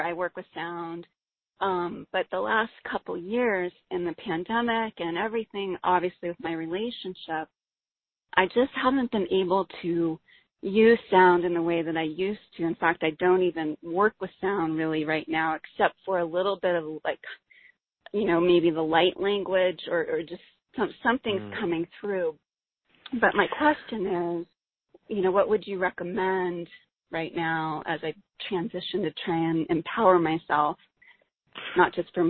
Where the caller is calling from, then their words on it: San Diego, California, United States; I'm calling from San Diego.